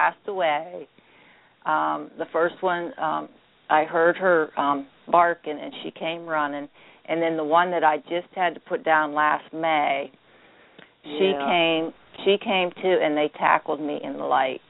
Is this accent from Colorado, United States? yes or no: no; a small town outside of Bedford, Bedford County, Pennsylvania, United States; accent: Pittsburghese and hick; also born or lived in Pittsburgh, Pennsylvania; I grew up in a small town outside of Bedford, only a population of about 300 people.